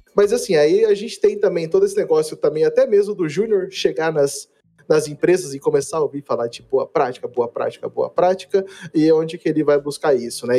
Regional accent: Campo Grande, Mato Grosso do Sul, Brazil; now in Curitiba, Brazil; eu sou originalmente né, de Campo Grande, Mato Grosso do Sul

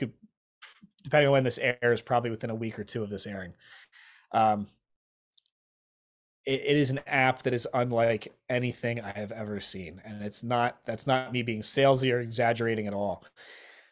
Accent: Lancaster, Pennsylvania, United States; I'm from Lancaster

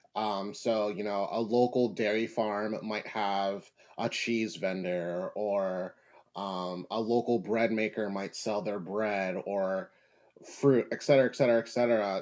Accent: Philadelphia, Pennsylvania, United States; growing up in Philadelphia in the U.S.

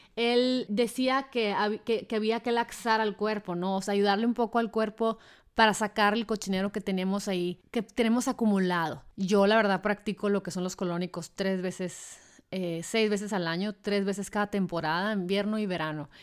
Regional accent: Hermosillo, Sonora, Mexico; moved away; Si yo viviera en Hermosillo, por ejemplo, de donde soy

